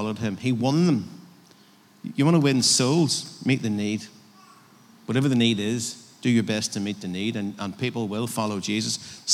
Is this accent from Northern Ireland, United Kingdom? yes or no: yes; Northern Ireland, United Kingdom